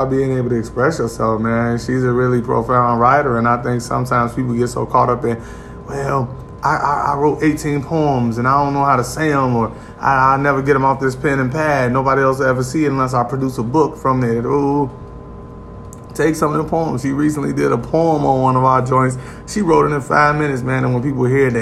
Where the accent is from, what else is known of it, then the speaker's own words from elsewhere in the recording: Gary, Indiana, United States; Gary, Indiana, in the building, my hometown